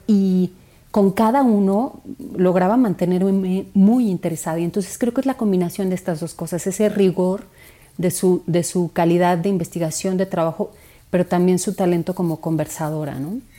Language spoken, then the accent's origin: Spanish; Mexico City, Mexico; Yo crecí en Santa María la Ribera, que es un barrio complejo